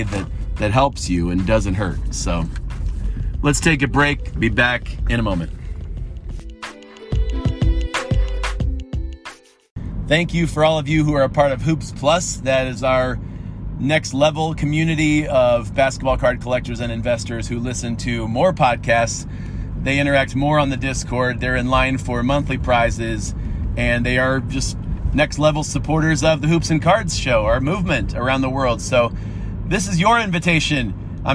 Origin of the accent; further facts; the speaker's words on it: Erie, Pennsylvania, United States; I'm from Erie, PA